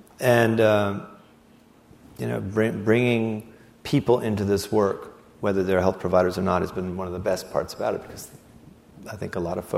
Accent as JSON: {"language": "English", "region": "Siberia", "country": "Russia", "said": "I mean, did I mention I came from Siberia?"}